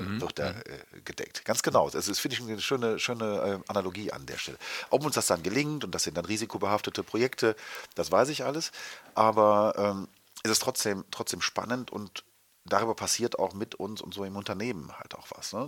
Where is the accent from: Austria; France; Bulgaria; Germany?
Germany; wir als Deutsche